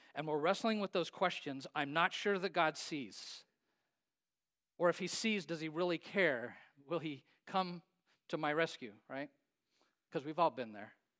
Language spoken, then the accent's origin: English; Hays, Kansas, United States; I grew up in Hayes, Kansas.